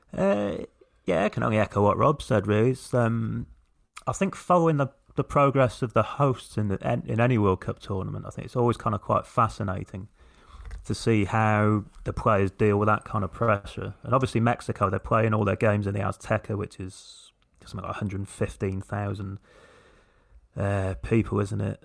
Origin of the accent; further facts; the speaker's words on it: England, United Kingdom; as English people